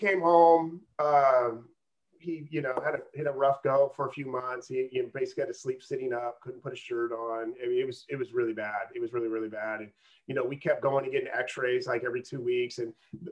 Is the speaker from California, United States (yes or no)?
yes; Auburn, California, United States; Growing up in Auburn